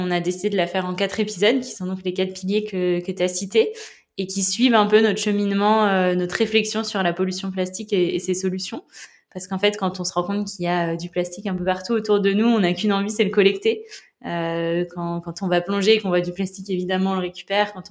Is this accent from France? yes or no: yes; La Rochelle, Nouvelle-Aquitaine, France; j'ai grandi à La Rochelle, j'ai 25 ans.